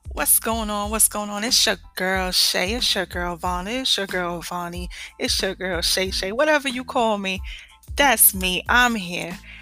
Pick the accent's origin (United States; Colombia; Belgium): United States; New York; moved away as an adult; now in Georgia, United States; I'm from New York, okay? Born and raised.